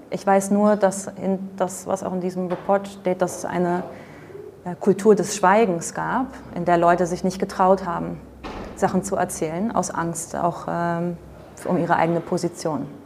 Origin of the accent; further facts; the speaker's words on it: Netherlands; German is a second language; Ich bin Holländerin, also ich wohne in Holland, deswegen immer ein paar komische Beispiele.